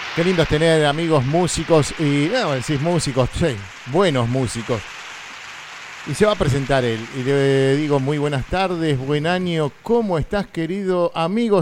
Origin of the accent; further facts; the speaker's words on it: Argentina; como argentinos